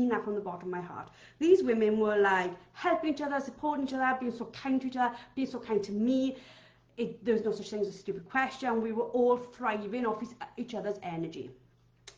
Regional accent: Wales, United Kingdom; I'm Welsh

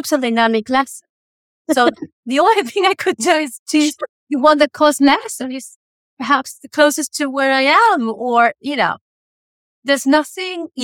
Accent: Uruguay; English is a second language; moved away as an adult; also born or lived in Italy; I'm from Uruguay

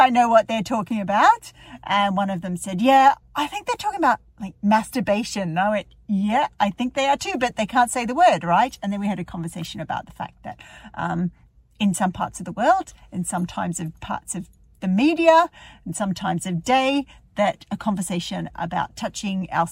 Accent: Melbourne, Victoria, Australia; moved away as an adult; now in Dublin, Ireland; I live in Ireland, in Dublin, but I'm from Melbourne originally.

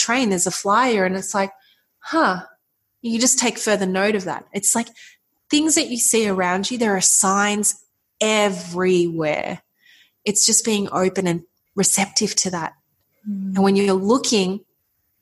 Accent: Melbourne, Victoria, Australia; we're back in our home city. I'm from Melbourne, Australia

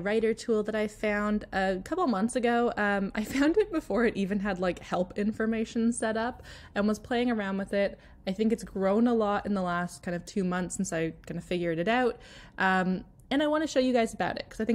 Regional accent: Canada; I naturally write Canadian or British English because I'm Canadian

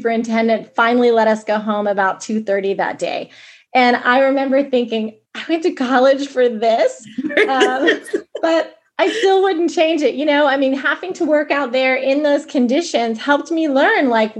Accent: Kansas City, Missouri, United States; moved away as an adult; also born or lived in Des Moines; I grew up in Kansas City. I thought I'd always live in Kansas City

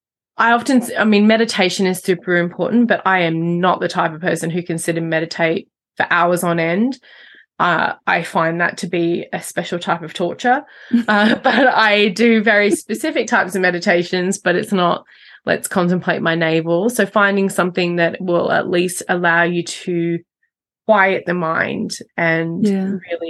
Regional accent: Australia; growing up in Australia

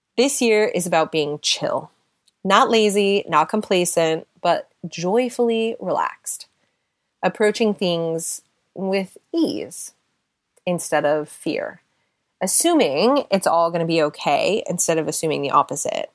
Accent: United States; moved away as an adult; also born or lived in Seattle / California / London, United Kingdom; now in United Kingdom; being an American living in Europe

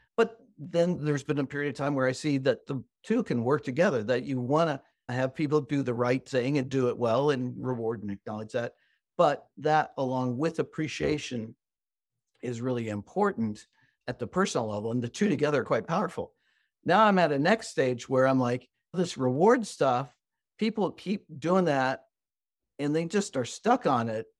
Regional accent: Midwest, United States; I'm American and grew up in the Midwest, the United States

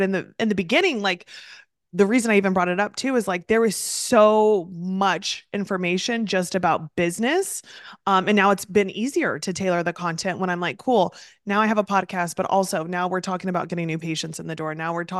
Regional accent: Midwest, United States; now in East Coast, United States; So I also am originally from the Midwest, moved to the East Coast

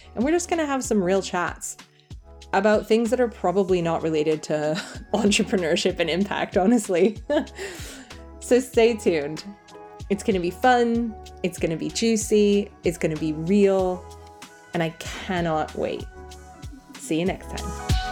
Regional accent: United States; moved away as an adult; also born or lived in California; now in England, United Kingdom; I'm an American living in England with my dream guy and our three girls

